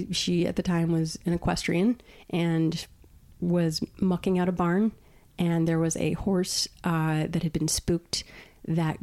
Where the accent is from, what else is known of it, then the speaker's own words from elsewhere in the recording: Long Island, New York, United States; also born or lived in Brooklyn, New York; I grew up on Long Island